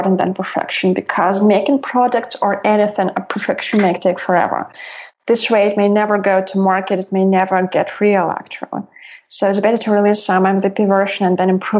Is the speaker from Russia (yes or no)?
yes; Russia; now in Southern California, United States; I grew up in Russia